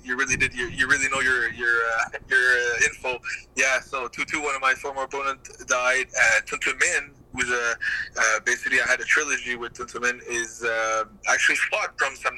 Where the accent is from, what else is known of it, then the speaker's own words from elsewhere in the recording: Gatineau, Quebec, Canada; this little guy from Gatineau, small town in Canada